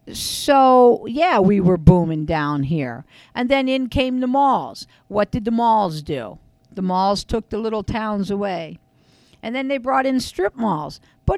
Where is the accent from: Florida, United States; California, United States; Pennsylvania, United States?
Pennsylvania, United States; Frackville; I'm from Frackville.